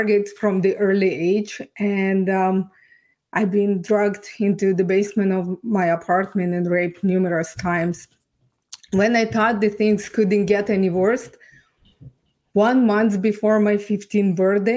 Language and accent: English; Ukraine; English is a second language; moved away as an adult; now in Canada; I was born and raised in Ukraine.